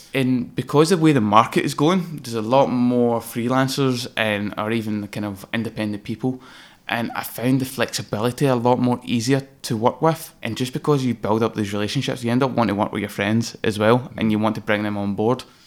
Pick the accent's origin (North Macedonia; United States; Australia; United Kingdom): United Kingdom; Greenock, Scotland; moved away as an adult; also born or lived in London; working from my hometown, which is Gurruck in Inverclyde, beautiful little coastal